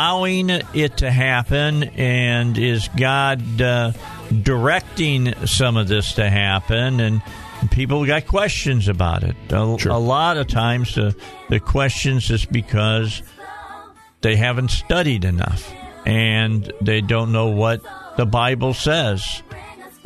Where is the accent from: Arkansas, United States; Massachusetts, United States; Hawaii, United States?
Arkansas, United States; Cabot; A lot of interesting things happening in my hometown.